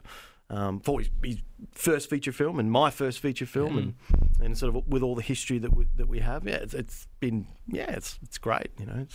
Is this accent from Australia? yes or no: yes; Busselton, Western Australia, Australia; We grew up in Busselton